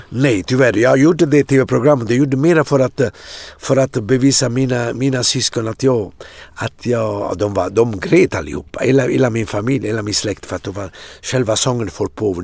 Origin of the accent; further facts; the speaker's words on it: Atrani, Campania, Italy; Swedish is a second language; now in Sweden; i Atrani där jag växte upp